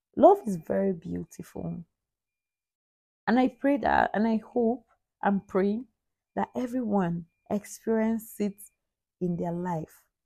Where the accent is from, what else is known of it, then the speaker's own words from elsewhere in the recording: Anambra, Nigeria; I am from Nigeria. My state of origin is Anambra. I am an Igbo girl